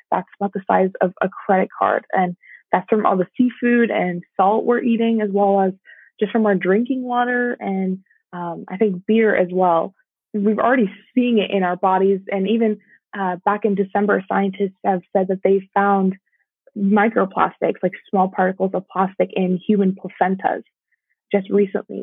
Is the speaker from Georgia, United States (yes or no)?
yes; Georgia, United States; my home state